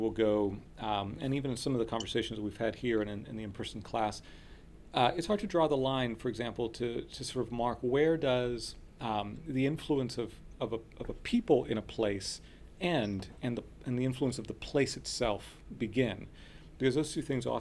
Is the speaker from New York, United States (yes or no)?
no; Miami, Florida, United States; first language Spanish; English is a second language; I'm the child of immigrants, and so my first language was Spanish, and I grew up speaking Spanish in my home, and then I was sent to school, and the only English that I was equipped with to go into an English-speaking school in Miami